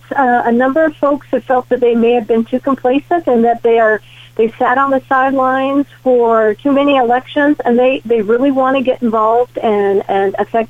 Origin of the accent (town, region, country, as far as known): Nebraska, United States